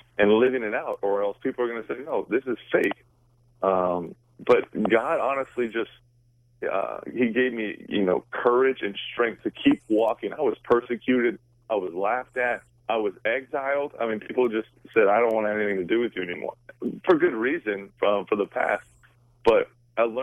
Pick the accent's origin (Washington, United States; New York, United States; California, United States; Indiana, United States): Washington, United States; Seattle; I'm born and raised in Seattle, Washington